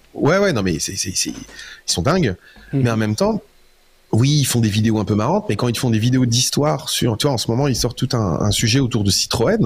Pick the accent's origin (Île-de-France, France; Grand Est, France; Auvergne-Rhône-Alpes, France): Grand Est, France; Metz; je suis Lorrain